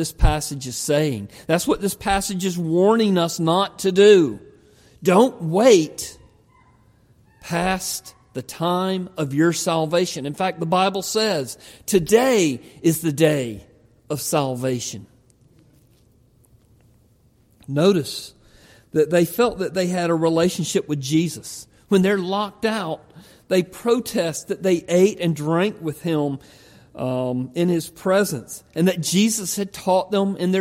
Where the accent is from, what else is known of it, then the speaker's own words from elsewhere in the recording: the South, United States; I grew up in the South. Grew up in a little country church